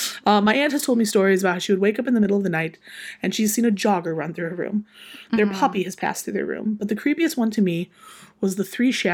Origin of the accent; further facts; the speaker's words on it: South Carolina, United States; born there; I was born in South Carolina. My parents were in the Navy when I was born. We moved back up here into my grandparents' house when I was about 5 or 6 months old.